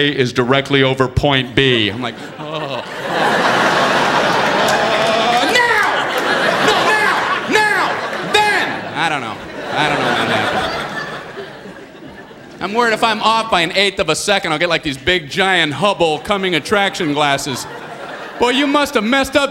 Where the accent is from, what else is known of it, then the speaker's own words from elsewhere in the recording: Miami, Florida, United States; moved away as an adult; also born or lived in Ohio; I grew up in Miami, Florida, went to a small college in Ohio.